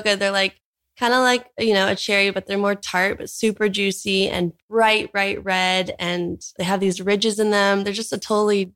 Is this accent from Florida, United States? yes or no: no; Orange County, California, United States; moved away as an adult; now in Hawaii, United States; We were both born and raised in Orange County, California.